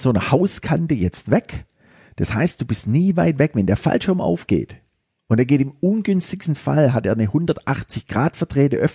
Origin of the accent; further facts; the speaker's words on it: Stuttgart, Baden-Württemberg, Germany; Und das war so eine ganz große Idee von mir hier als Stuttgarter